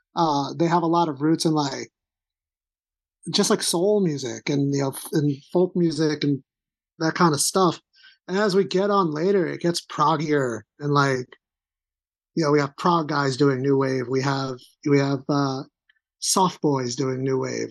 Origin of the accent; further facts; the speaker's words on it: Long Island, New York, United States; I'm from Long Island